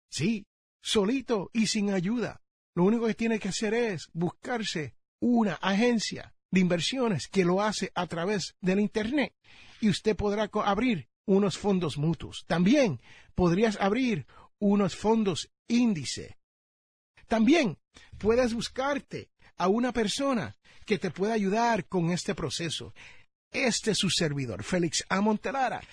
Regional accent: United States; aquí en el barrio donde yo nací

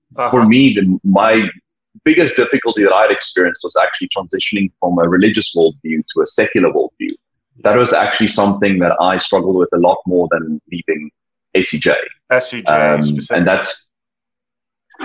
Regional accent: a small city close to Cape Town, Western Cape, South Africa; I'm not from Cape Town, but I come from a small city close to Cape Town where the majority of the people from my kind of cultural background are all religious

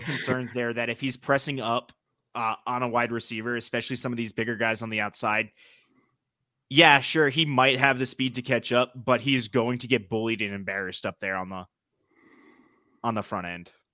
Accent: New England, United States; accent: New England; my New England accent.

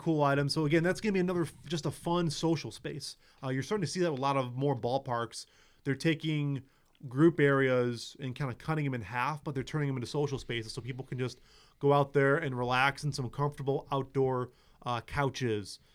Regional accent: Chicago, Illinois, United States; moved away as an adult; now in South Bend, United States; I grew up in Chicago

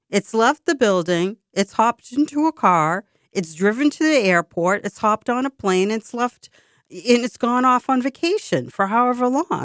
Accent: Boston, Massachusetts, United States; it's very expensive to live in my hometown. I love my hometown dearly.

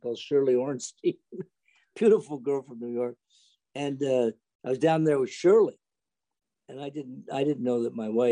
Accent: Canada; I was a Canadian

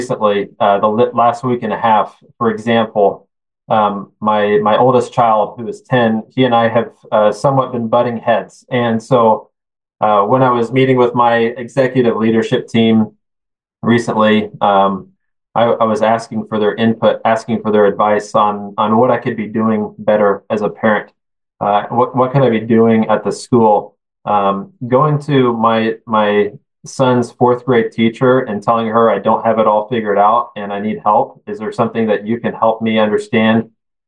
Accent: Kansas, United States; I'm the superintendent of my hometown school, Christian school. So it's fun to be back home, close to family

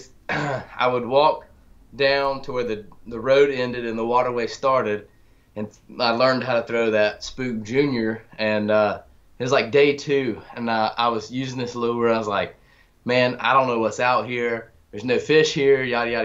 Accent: western North Carolina foothills, United States; So I grew up on the west side of the state, right out in between, well, the foothills of the mountains in North Carolina

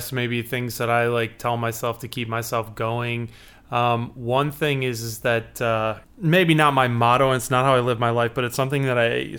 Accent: Chicago, Illinois, United States

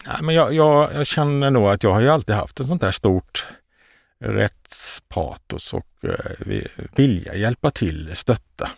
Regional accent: Karlskrona, Blekinge, Sweden; moved away; also born or lived in Västergötland; jag är ju från Blekinge, mm. Karlskrona

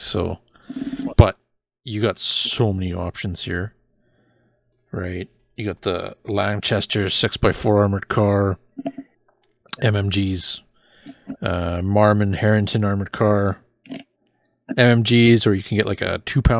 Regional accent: Canada; us being Canadian boys, right?

